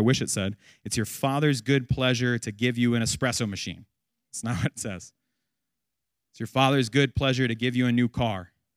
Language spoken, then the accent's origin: English; United States